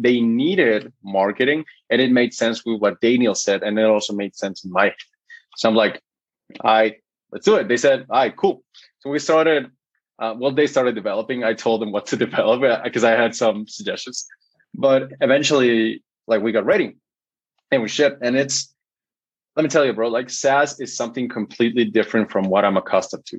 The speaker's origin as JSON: {"language": "English", "country": "Guatemala", "first_language": "Spanish", "second_language": "English", "said": "I'm from Guatemala"}